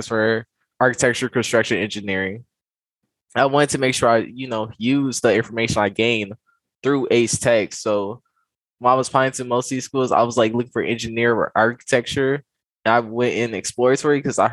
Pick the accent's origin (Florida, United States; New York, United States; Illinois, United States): Illinois, United States; Chicago; I am from Chicago, born and raised Southside